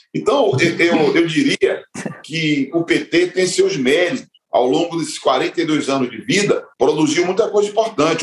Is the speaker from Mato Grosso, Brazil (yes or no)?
no; Salvador, Bahia, Brazil; moved away as an adult; now in São Paulo, Brazil; Eu nasci na Bahia, em Salvador